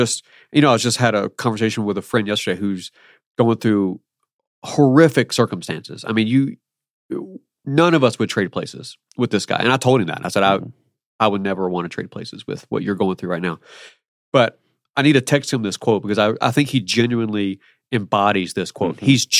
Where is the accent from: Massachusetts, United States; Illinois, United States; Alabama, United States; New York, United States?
Alabama, United States; I'm from Alabama, not Birmingham, but I'm from Alabama. Originally.